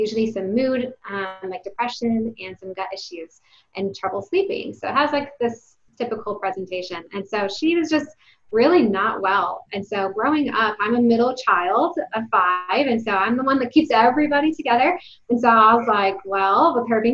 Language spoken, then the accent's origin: English; Detroit, Michigan, United States; now in Texas, United States; I'm from Detroit, Michigan. I'm not a Texas native